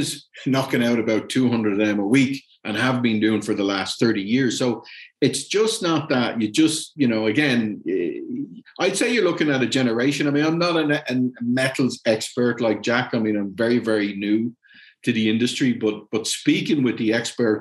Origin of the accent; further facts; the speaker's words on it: Ireland; moved away as an adult; also born or lived in Germany / Latin America; I'm Irish and stuff, I mean, I've moved home. It's a different country than I left 30 years ago.